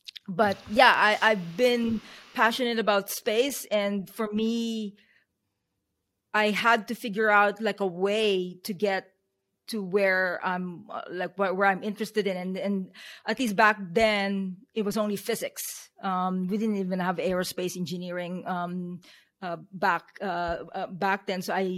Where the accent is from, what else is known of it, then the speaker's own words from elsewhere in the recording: Philippines; also born or lived in United States; now in New Zealand; I'm Filipino, and I kind of like moved around in four continents before immigrating to the United States maybe about 25 years ago. And then I moved to New Zealand about 4 years ago